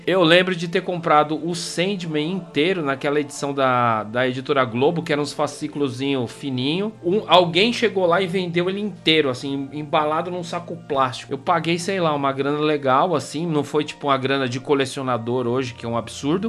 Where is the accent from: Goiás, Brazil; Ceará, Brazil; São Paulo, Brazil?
São Paulo, Brazil; eu cresci no Campo Limpo, cara, entre o Campo Limpo e Capão Redondo, Jardim Mitsutani